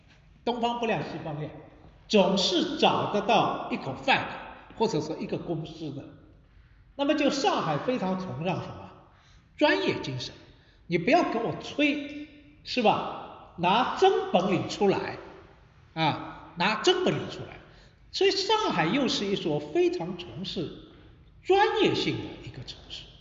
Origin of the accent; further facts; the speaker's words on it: Shanghai, China; 实际上像我个人作为一个出生长大在上海这座城市，实际上也是每天在学习了解这座城市